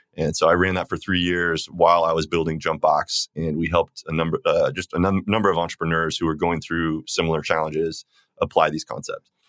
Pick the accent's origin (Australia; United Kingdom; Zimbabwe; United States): United States; Phoenix, Arizona; I grew up in Phoenix, Arizona